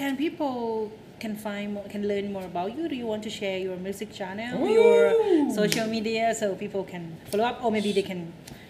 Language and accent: English; Thailand; English is a second language; That is not only hard for foreigner learning Thai, but for Thai learning English too. Because when I first started in 11, I was very young.